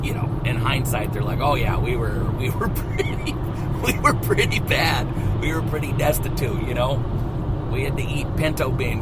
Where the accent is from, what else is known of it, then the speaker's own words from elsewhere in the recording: the Ozarks, United States; My family, when I was a kid, was poor. I didn't know it. I'm not trying to tell you some story. We were raised in the Ozarks